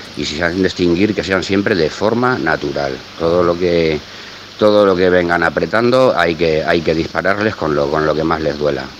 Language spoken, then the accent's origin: Spanish; Barcelona, Catalonia, Spain; now in Valencia, Spain; soy de Barcelona, he vivido allí muchísimos años, casi toda mi vida